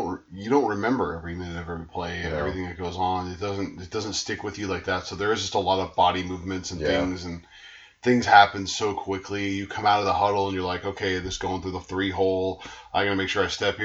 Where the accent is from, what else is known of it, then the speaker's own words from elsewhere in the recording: Bay Area, California, United States; moved away as an adult; I grew up in the Bay Area, where I grew up is, like, one of the richest areas in the Bay Area